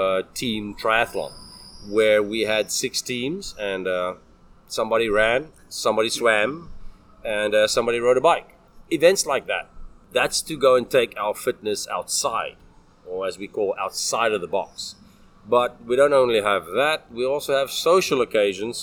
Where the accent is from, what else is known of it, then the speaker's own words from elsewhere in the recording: South Africa; moved away as an adult; now in Taiwan; I'm South African